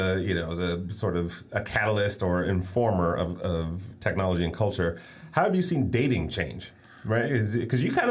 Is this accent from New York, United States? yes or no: no; Detroit, Michigan, United States; I grew up in Detroit